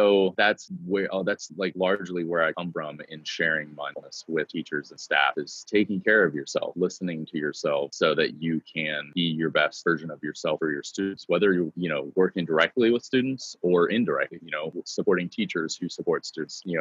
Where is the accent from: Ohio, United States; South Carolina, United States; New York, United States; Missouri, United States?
Ohio, United States; Cleveland; now in Texas, United States; I am not a native Texan. I've been here for 19, going on 19 years, uh, but I'm proud proudly from Cleveland, Ohio.